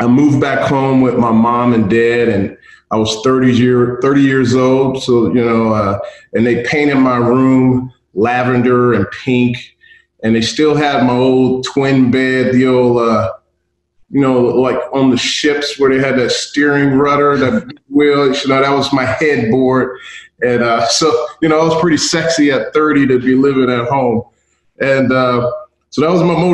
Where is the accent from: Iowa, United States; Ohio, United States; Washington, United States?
Ohio, United States; Cincinnati; moved away; also born or lived in Tuskegee, Alabama; I grew up in Cincinnati, attended Tuskegee University